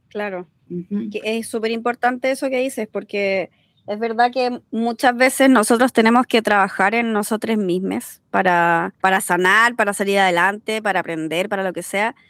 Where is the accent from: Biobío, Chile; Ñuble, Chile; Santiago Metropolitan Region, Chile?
Biobío, Chile; Concepción; now in France; oriunda de Concepción, residente en Francia.